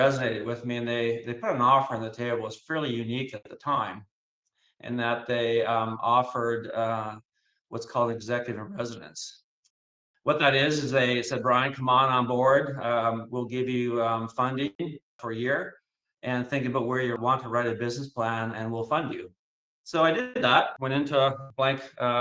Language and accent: English; Eastern Canada, Canada; moved away as an adult; also born or lived in Calgary, Canada / Dallas, United States; I started my educational career in Eastern Canada, of all places, and then migrated out to Calgary